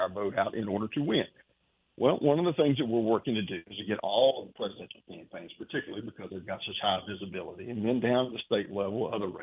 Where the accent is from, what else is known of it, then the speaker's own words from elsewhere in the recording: South Carolina, United States; we're from South Carolina